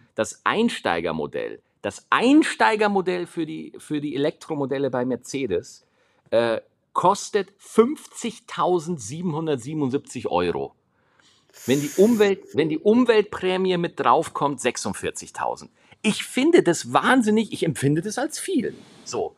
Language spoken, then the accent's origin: German; Schwarzach, Bavaria, Germany; ich bin in Schwarzach groß geworden.